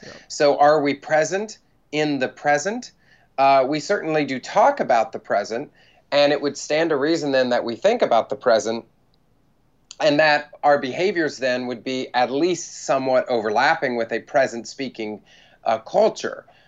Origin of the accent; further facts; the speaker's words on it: United States; also born or lived in Bible Belt; now in New York City, United States; because I'm American